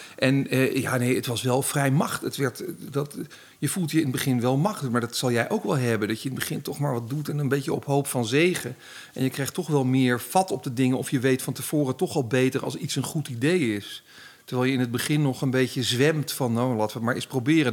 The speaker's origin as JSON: {"language": "Dutch", "town": "Baarn", "region": "Utrecht", "country": "Netherlands", "said": "ik kom uit Baren, dus zo'n keurig Goois dorp"}